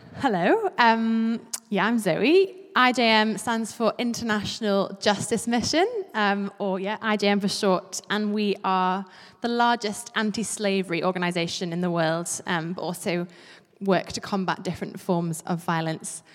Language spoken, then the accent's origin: English; Isle of Man; also born or lived in St Andrews, Scotland; I grew up on the Isle of Man, and before that, actually, I lived in Saint Andrews.